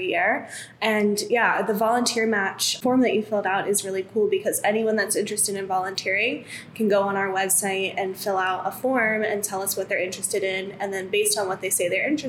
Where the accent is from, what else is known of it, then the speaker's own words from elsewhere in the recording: Florida, United States; now in Philadelphia, United States; I'm originally from Florida